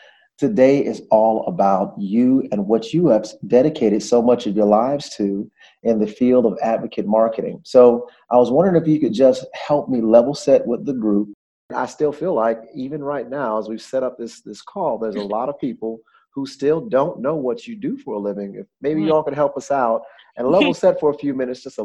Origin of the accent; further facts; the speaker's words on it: Georgia, United States; I'm a Georgia boy born and raised